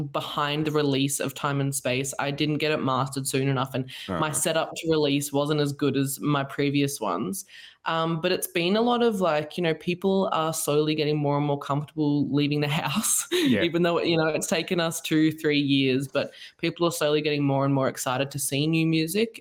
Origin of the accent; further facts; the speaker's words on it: Australia; So by the accent, you can probably tell I'm from Australia. So I'm down south.